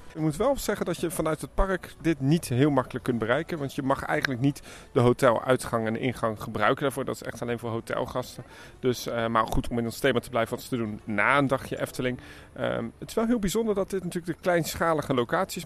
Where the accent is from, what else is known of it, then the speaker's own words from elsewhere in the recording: Germany; het is voor mij als Duitser